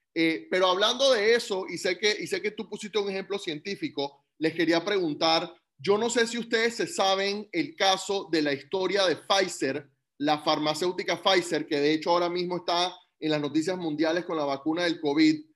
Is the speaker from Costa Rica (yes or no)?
no; Panama; Yo como panameño, nacido y crecido en Panamá